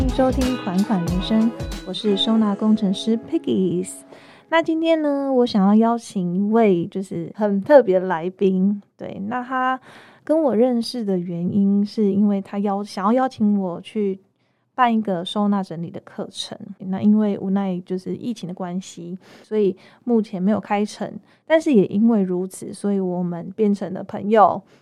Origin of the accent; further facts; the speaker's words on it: Kaohsiung, Taiwan; moved away as an adult; now in Anping, Taiwan; 我今天回高雄，因为我是高雄人